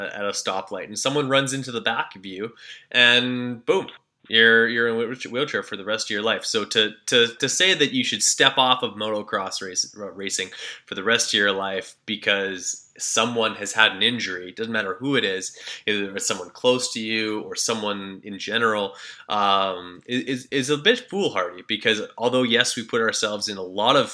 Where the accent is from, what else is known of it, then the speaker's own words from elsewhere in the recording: Canada; I'm from Canada